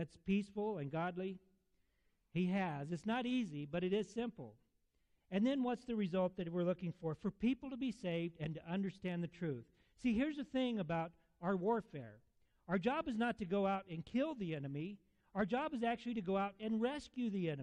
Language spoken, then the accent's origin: English; Alamogordo, New Mexico, United States; I'm from Alamogordo. I was born there and raised there off and on.